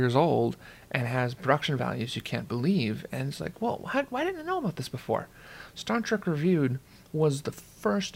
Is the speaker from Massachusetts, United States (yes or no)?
no; St. Paul, Minnesota, United States; I am from St. Paul, Minnesota